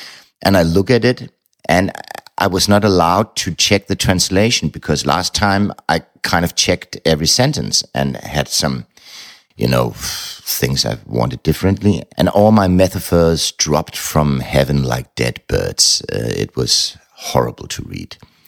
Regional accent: Frankfurt, Hesse, Germany; I was raised in Frankfurt, and the publishing house was right around the corner

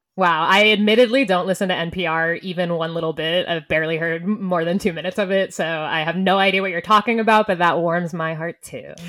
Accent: Boston, Massachusetts, United States; moved away; also born or lived in New York; we went to school in New York and I'm from Boston.

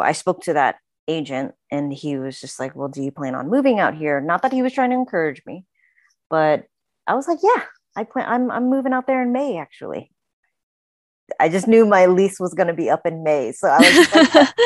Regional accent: Houston, Texas, United States; moved away as an adult; also born or lived in Oklahoma / Boston; now in Los Angeles, United States; we moved to Houston, um, when I was six years old

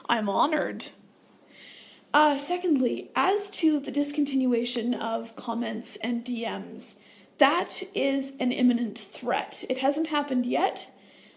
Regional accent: Southern Ontario, Canada; I'm actually from Southern Ontario, so I'm not that far from Toronto.

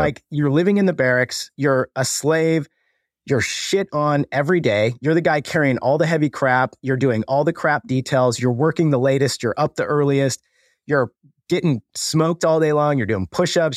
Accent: Colorado, United States; I grew up in Colorado, grew up the all-American kid

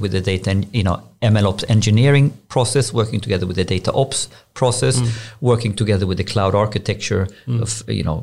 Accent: Borås, Västra Götaland, Sweden; I'm from Borås, grew up in Borås

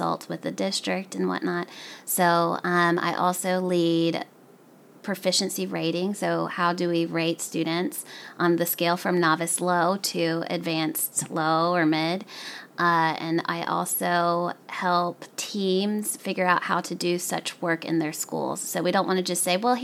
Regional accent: the South, United States; as an Arab American, I grew up in the South.

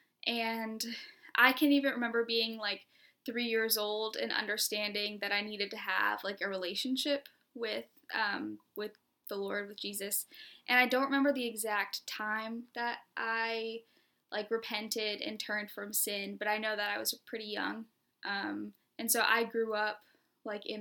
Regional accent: Charleston, South Carolina, United States; moved away as an adult; also born or lived in Ohio; now in Rock Hill, United States; I grew up in Charleston, South Carolina

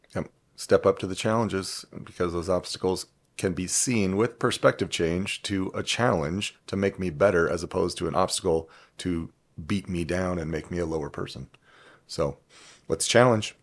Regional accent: Huntington Beach, California, United States; moved away as an adult; now in Toledo, United States; I am from California or Cali

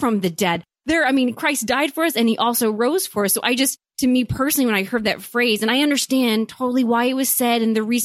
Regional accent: St. Louis, Missouri, United States; we are both from St. Louis

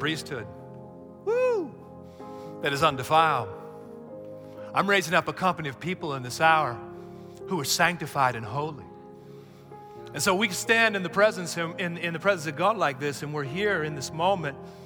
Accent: United States; we're too American

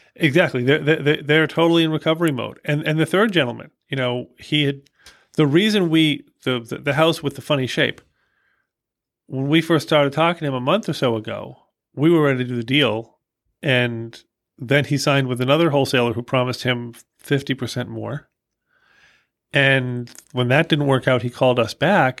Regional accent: Boston, Massachusetts, United States; I'm from Boston

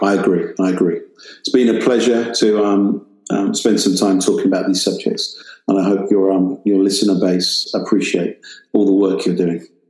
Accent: United Kingdom; accent: British

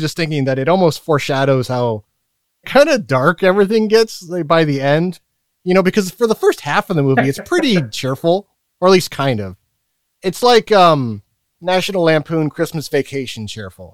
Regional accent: the Northwest, Pacific Northwest, United States; I'm from the Northwest

